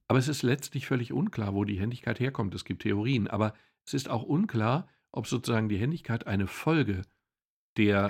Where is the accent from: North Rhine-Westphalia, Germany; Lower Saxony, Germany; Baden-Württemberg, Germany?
North Rhine-Westphalia, Germany; Ruhr area; Ich komme aus dem Ruhrgebiet